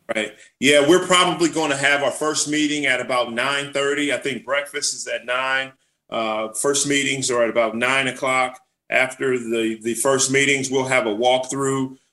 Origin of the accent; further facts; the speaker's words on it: Los Angeles, California, United States; I was able to grow up there with my brother, my mother, uh, single parent home